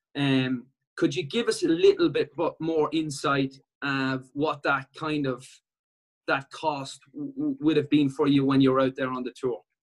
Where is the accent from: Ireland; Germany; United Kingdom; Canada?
Ireland